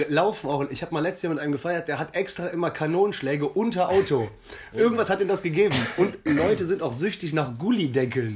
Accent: Jülich, North Rhine-Westphalia, Germany; moved away as an adult; also born or lived in Hamburg; now in Cologne, Germany; Hamburg, groß geworden in Jülich und jetzt Kölner, seit zehn Jahren.

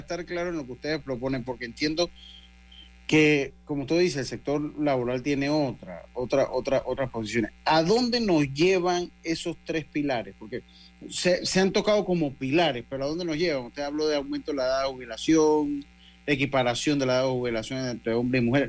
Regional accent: Panama; una frase que utilizamos acá en mi tierra

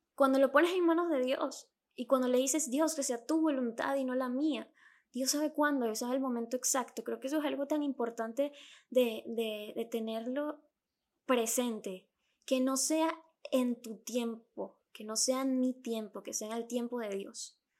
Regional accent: Venezuela; accent: Venezuelan; Yo soy venezolana

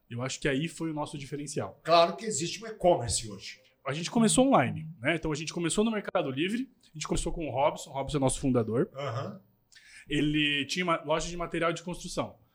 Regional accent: Itajaí, Santa Catarina, Brazil; A gente é de Itajaí

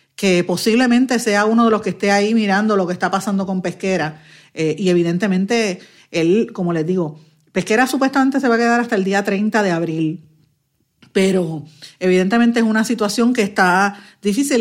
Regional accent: Guaynabo, Puerto Rico; yo soy natural de Guaynabo

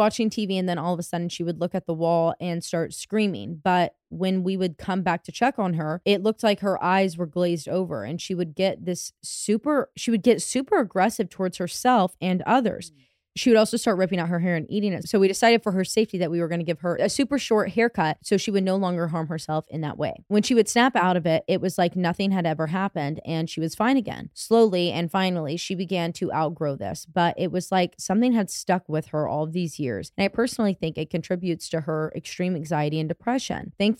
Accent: Ohio, United States; we are both from Northeast Ohio and not from Germany, and neither one of us are German.

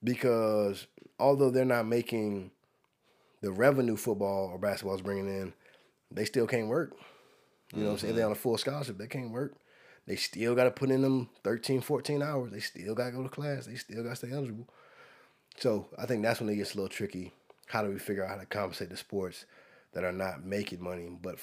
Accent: United States; remember, I'm from Carolina

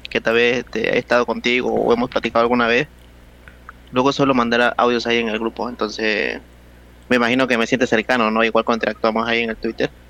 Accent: Oaxaca, Mexico; Soy de Oaxaca.

